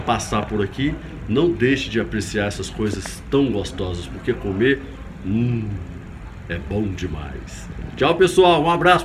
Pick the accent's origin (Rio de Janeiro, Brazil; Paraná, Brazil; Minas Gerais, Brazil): Minas Gerais, Brazil; Governador Valadares; now in Belo Horizonte, Brazil; Eu, como legítimo mineiro, mineirinho da gema lá de Governador Valadares